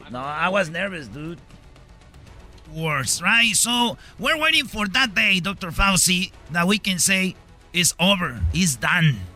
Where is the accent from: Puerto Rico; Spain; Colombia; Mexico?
Mexico; somos los latinos mexicanos los que más nos pegó.